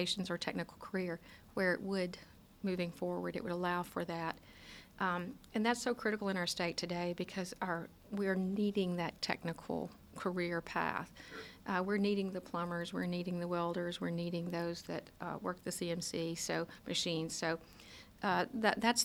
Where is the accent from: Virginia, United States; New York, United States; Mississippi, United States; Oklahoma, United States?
Mississippi, United States; North; my hometown in North Mississippi